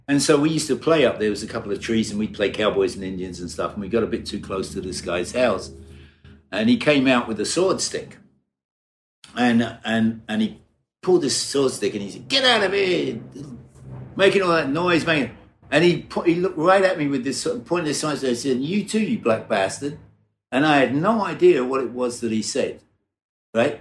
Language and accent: English; Brighton, South East England, United Kingdom; I was born in Brighton, in England, in the south coast of England, about an hour south of London